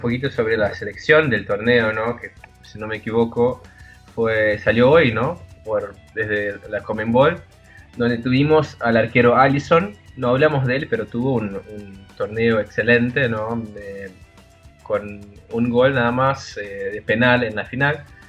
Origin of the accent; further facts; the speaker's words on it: Brazil; Como brasileño